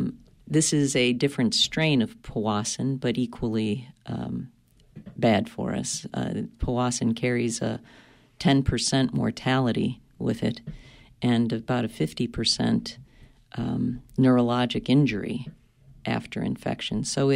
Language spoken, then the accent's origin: English; Lincoln, Maine, United States; I'm thinking my hometown.